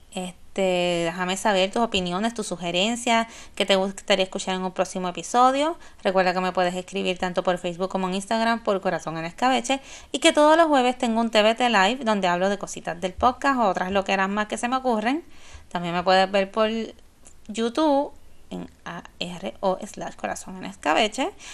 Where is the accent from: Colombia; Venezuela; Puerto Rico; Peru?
Puerto Rico; San Juan; cuando Hard Rock Café era en el viejo San Juan, y papi nos dejaba en la puerta